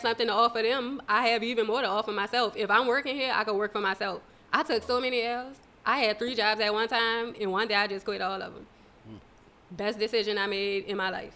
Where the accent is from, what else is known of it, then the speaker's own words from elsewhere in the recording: New Orleans, Louisiana, United States; I was born and raised in New Orleans.